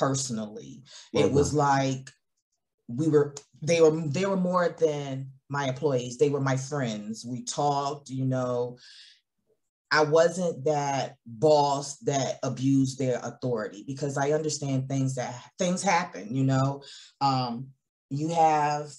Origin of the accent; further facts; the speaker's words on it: Georgia, United States; I'm from Georgia.